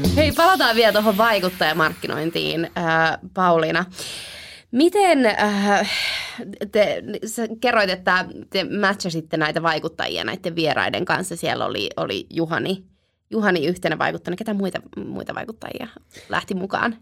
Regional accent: Sipoo, Uusimaa, Finland; moved away as an adult; now in Helsinki, Finland; olen helsinkiläinen, mutta koko lapsuuteni kasvanut Sipoossa

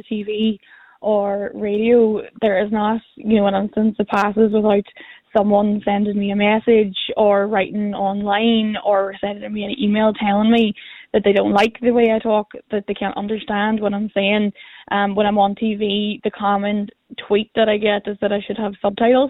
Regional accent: Derry, Northern Ireland, United Kingdom; I'm from Derry

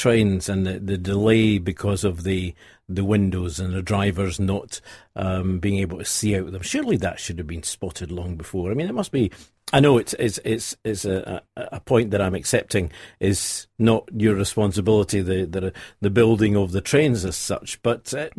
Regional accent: Leven, Scotland, United Kingdom; I'm old enough to remember the Leven station being closed down because that's my hometown.

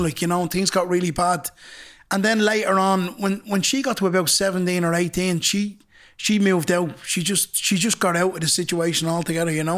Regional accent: Dublin, Leinster, Ireland; also born or lived in Temple Bar, Dublin; I come from Ballymun

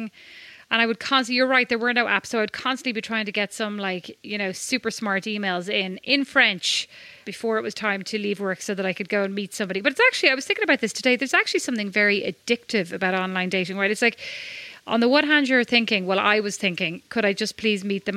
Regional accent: Ireland; moved away as an adult; also born or lived in Paris / Milan; I'm Irish

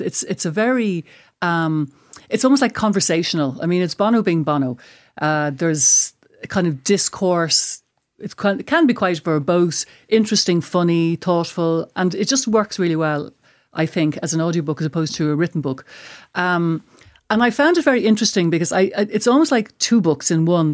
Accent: Ireland; as an Irish person

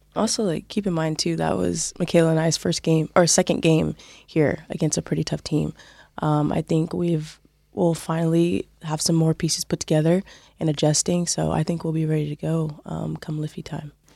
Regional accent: California, United States; moved away as an adult; also born or lived in Utah; now in Waterford, Ireland; I grew up in California

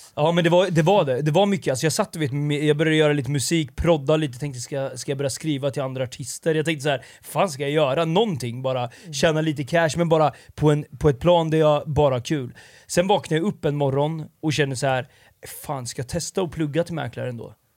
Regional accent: Linköping, Östergötland, Sweden; moved away as an adult; also born or lived in Stockholm; now in Linköping, Sweden; jag satt hemma i Linköping

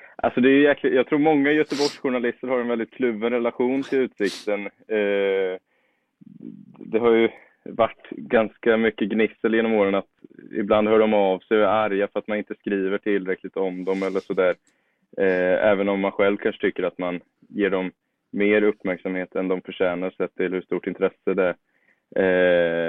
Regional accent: Motala, Östergötland, Sweden; also born or lived in Norrköping; Jag är ju från Norrköpingstrakten från början. Sen flyttade vi med familjen till eh, Motala, så växte jag väl stora delar upp där.

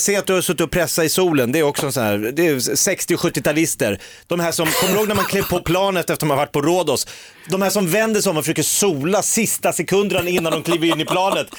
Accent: Järfälla, Stockholm County, Sweden; jag är uppvuxen i kvinnokollektiv i Järfälla.

